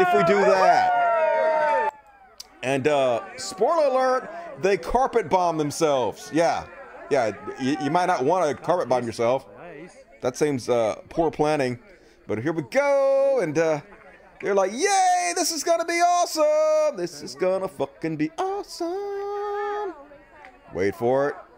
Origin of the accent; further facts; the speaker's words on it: Mississippi, United States; my home state, Mississippi